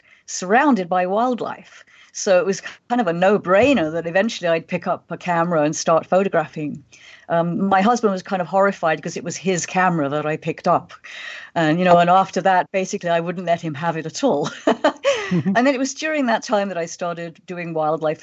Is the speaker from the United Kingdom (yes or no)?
yes; England, United Kingdom; moved away as an adult; also born or lived in Kenya; when I was a little kid growing up in England